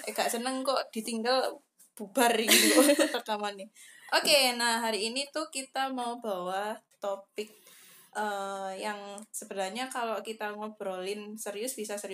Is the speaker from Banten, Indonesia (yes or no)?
yes; Banten, Indonesia; aku orang Banten.